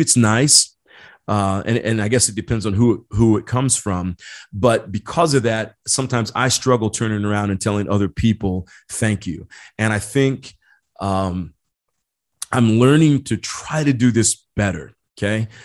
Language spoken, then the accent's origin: English; Indiana, United States; now in San Diego, United States; I grew up back in Indiana